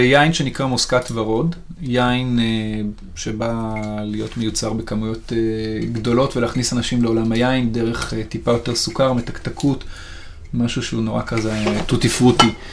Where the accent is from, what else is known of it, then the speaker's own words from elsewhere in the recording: Sharon, Central District, Israel; אני במקור מהשרון, ובשרון כשאני גדלתי היו פחות בניינים ויותר פרדסים